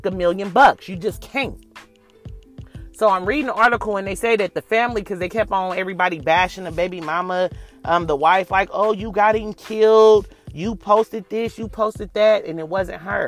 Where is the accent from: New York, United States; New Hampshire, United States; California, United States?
California, United States; Oakland; I'm from Oakland